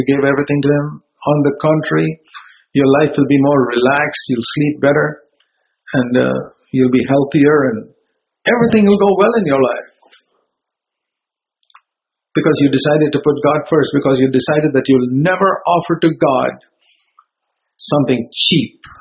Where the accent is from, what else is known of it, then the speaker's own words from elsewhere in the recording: Bangalore, Karnataka, India; moved away; back in my hometown in Bangalore